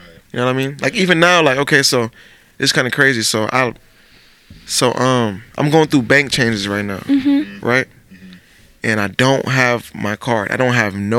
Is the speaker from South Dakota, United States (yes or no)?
yes; South Dakota, United States; I'm from South Dakota. I'm just left South Dakota.